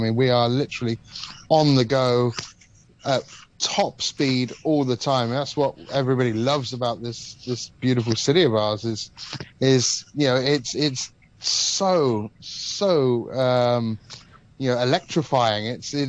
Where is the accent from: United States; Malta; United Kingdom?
Malta; also born or lived in Cyprus; Well, I guess I was privileged enough to grow up in the Mediterranean. So I grew up in Malta and Cyprus, so two islands surrounded by the ocean.